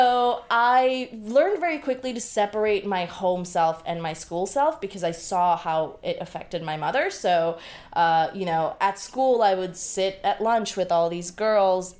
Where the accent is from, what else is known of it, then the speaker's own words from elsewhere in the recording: Bangladesh; moved away; I was born on October 30th, 1989 in Bangladesh